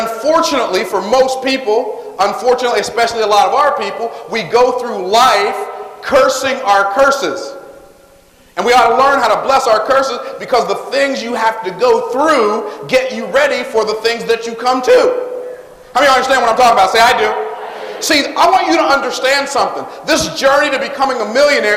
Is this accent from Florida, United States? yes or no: yes; Tampa, Florida, United States; born in Clara Fry Hospital, which is a segregated hospital in Tampa, Florida. I was born in a segregated hospital